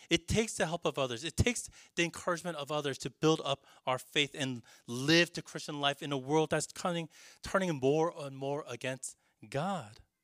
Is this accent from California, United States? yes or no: yes; California, United States; now in New York, United States; Growing up in California